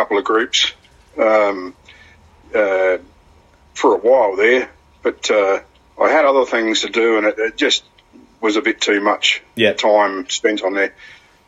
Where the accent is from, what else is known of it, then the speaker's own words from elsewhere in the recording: South Australia, Australia; moved away as an adult; also born or lived in Victor Harbor; now in Wollongong, Australia; Originally from South Australia, but been here for the last 12 years.